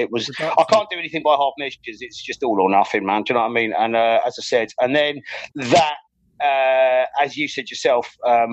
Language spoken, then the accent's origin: English; Ireland; I was kind of like forced to go to study civil engineering because I grew up in Ireland. So like, that's where my like secondary and tertiary education was.